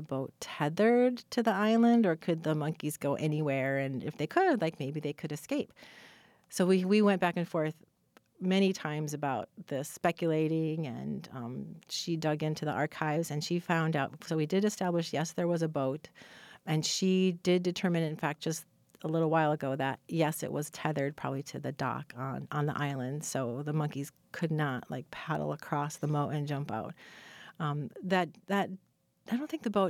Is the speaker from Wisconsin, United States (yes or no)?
yes; Milwaukee, Wisconsin, United States; my hometown